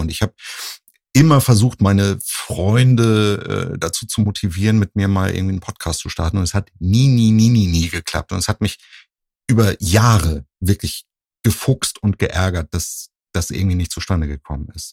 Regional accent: Husum, Schleswig-Holstein, Germany; now in Cologne, Germany; ich komme ja ursprünglich aus Nordfriesland, aus Husum

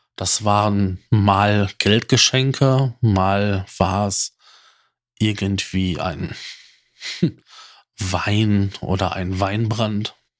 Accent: North Rhine-Westphalia, Germany; bei uns in Nordrhein-Westfalen

